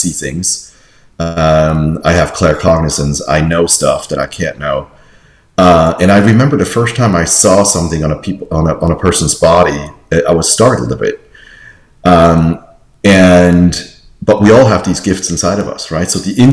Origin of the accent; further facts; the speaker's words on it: Switzerland; moved away; I grew up in Switzerland, and I was a teacher's son